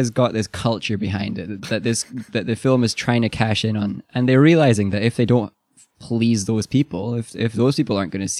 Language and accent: English; Scotland, United Kingdom; So we're Scottish, we don't know.